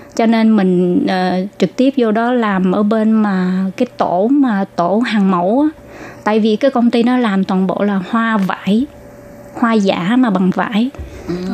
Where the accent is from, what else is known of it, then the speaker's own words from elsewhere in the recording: Ho Chi Minh City, Vietnam; moved away as an adult; now in Taiwan; mình sanh đẻ ở từ nhỏ ở thành phố Hồ Chí Minh và ở tại quận 10.